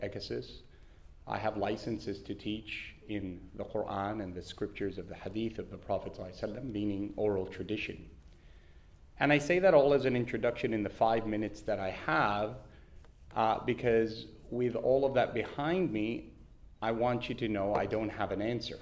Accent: Canada; now in Perth, Australia; I was born and raised in Canada

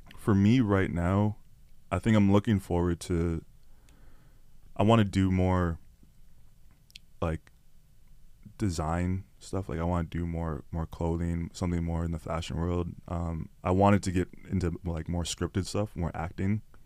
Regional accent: Toronto, Ontario, Canada; people don't even know I'm from Scarborough. People don't even know I'm from Toronto

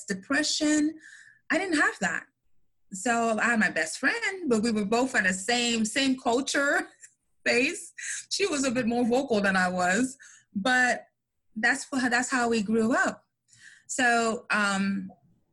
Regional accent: Montreal, Quebec, Canada; I'm from I was born in Montreal, Canada, from immigrant parents that came from Haiti

